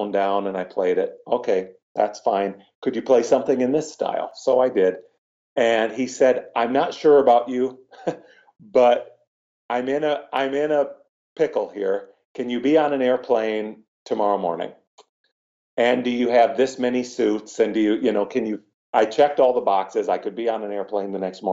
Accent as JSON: {"language": "English", "region": "Iowa", "country": "United States", "tie": "born or raised there", "also_born_or_lived": "Aurora, Illinois", "moved": "as an adult", "said": "I moved everything back to my hometown in Iowa"}